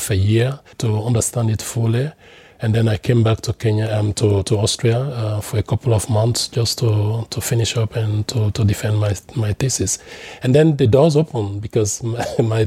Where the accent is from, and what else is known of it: Sierra Leone; moved away as an adult; also born or lived in Netherlands